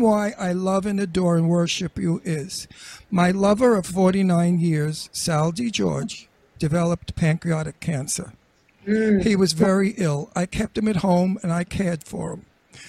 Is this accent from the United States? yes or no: yes; Brooklyn, New York, United States; born there; I got news for you. I was born in Brooklyn.